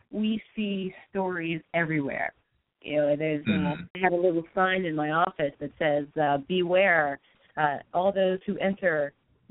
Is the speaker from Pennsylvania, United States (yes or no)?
yes; Aliquippa, Pennsylvania, United States; my hometown in Aliquippa, Pennsylvania.